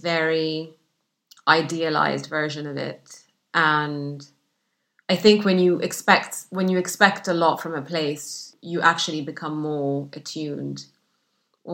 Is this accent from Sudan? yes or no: yes; Sudan; English is a second language; also born or lived in Egypt / Saudi Arabia; now in United Kingdom; the isolation that I grew up with in Sudan